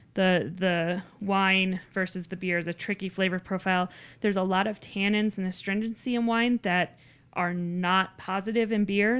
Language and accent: English; Littleton, Colorado, United States; I grew up down in Littleton